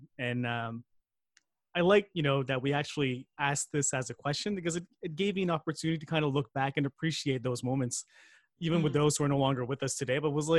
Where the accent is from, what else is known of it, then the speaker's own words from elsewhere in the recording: Philippines; I don't think it was as much I was uncomfortable being Filipino, more so as I was just uncomfortable being me